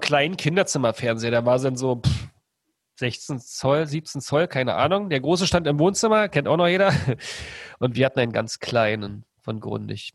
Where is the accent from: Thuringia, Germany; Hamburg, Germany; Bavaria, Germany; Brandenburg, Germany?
Brandenburg, Germany; outside Berlin; ich bin ja im Osten groß geworden, in der Platte sozusagen, außerhalb von Berlin so ein bisschen